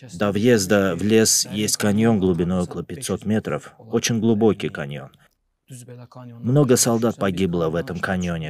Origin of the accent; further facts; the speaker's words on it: Lerik District, Azerbaijan; я из города Лирик